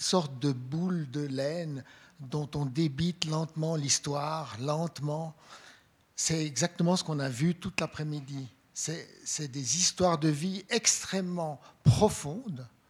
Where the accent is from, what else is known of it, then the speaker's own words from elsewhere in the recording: Switzerland; je suis blanc, euh, je suis suisse